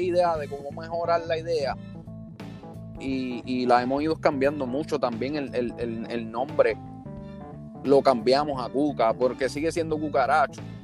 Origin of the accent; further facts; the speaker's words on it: San Juan, Puerto Rico; yo nací y me crié en Puerto Rico, en San Juan, Puerto Rico